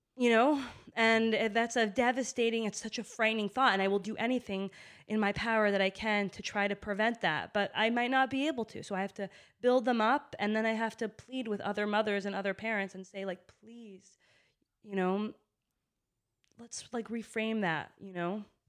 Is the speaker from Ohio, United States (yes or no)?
no; Boston, Massachusetts, United States; I grew up in Boston